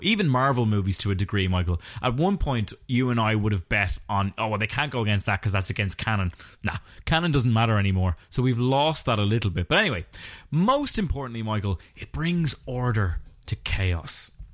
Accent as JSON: {"language": "English", "country": "Ireland", "said": "We're both Irish podcasters"}